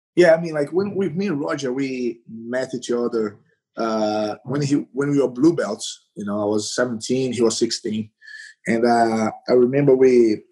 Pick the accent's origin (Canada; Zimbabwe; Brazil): Brazil; Recife, Pernambuco; English is a second language; moved away; I, I am from Recife, the northeast of Brazil